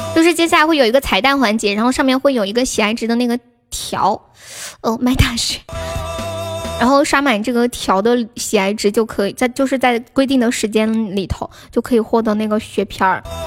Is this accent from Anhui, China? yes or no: no; Sichuan, China; 我们四川人都长得可矮了